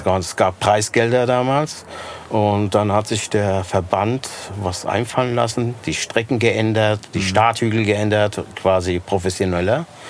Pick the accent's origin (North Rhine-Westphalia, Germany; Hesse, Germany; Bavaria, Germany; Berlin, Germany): Hesse, Germany; Rodgau; Ich, ja, aus Rottgau